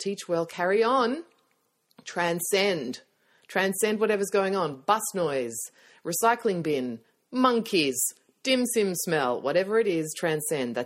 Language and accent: English; Australia; accent: Australian; my Australian accent